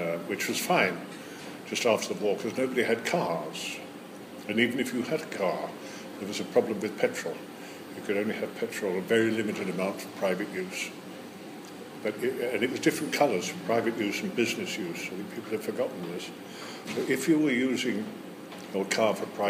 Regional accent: Brighton, South East England, United Kingdom; I was born in Brighton in 1937, which was just before the war, and of course my earliest memories are of the wartime, which is very strange, really, at the seaside

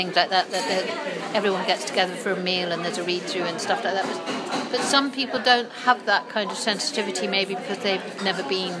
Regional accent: Scotland, United Kingdom; so I do identify myself as a Scot rather than an English person.

